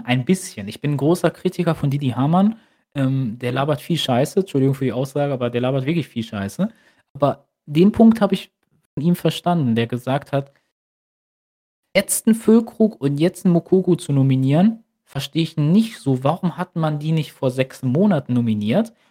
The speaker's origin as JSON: {"language": "German", "country": "Germany", "said": "als Deutscher"}